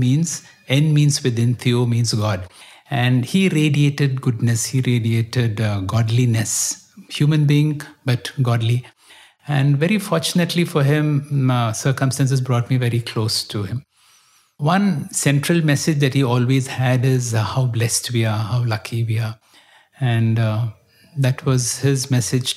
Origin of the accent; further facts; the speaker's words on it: Bangalore, Karnataka, India; I grew up in Bangalore.